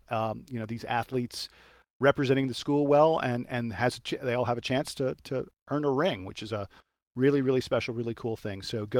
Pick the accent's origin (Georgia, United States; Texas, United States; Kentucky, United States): Georgia, United States; Atlanta; I'm from Atlanta.